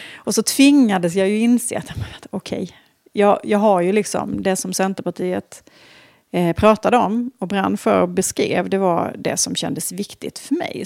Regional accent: border between Småland and Halland, Småland/Halland, Sweden; now in Stockholm, Sweden; jag är född och uppvuxen på en, en liten stenig bondgård mm. där på gränsen mellan Småland och Halland

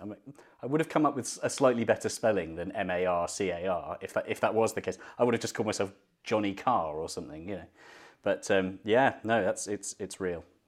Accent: London, United Kingdom; moved away as an adult; now in Birmingham, United Kingdom; I grew up in London and my, did my driving test in southwest London

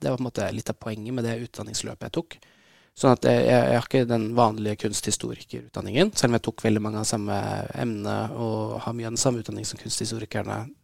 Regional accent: Oslo, Norway; jeg vokste opp her i Oslo

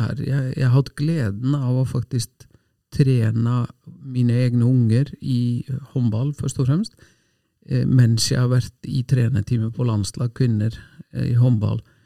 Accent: Selfoss, Southern Region, Iceland; now in Norway; hjemme på Selfoss, et lite tettsted med lite idrettslag

